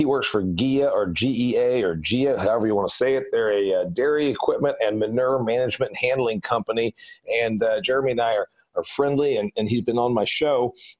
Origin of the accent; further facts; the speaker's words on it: Indiana, United States; I'm from Indiana. He's from Indiana. We grow corn and soybeans like crazy there. We grow a lot of livestock.